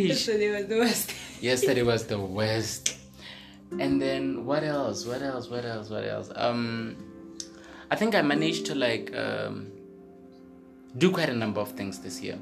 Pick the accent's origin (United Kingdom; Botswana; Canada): Botswana; the South, southern Botswana; I grew up in the South.